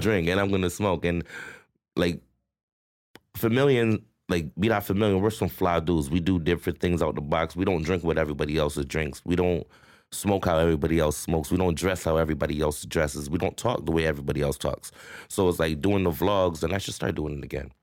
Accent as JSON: {"language": "English", "town": "Toronto", "region": "Ontario", "country": "Canada", "tie": "born or raised there", "said": "growing up in Rexdale was different, right? But where I'm from, Queens Place, Q P City"}